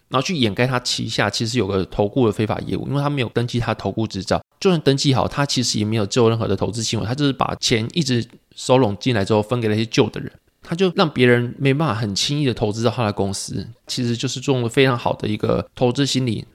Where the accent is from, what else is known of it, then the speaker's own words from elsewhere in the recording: Taiwan; also born or lived in Pingtung; 我们是外省长大嘛